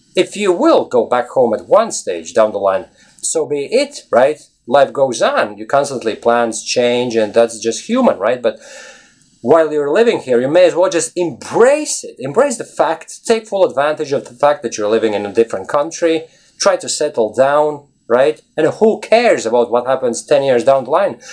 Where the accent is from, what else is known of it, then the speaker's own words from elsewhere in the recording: Latvia; English is a second language; now in Ireland; I live in Ireland. Originally, I'm from Latvia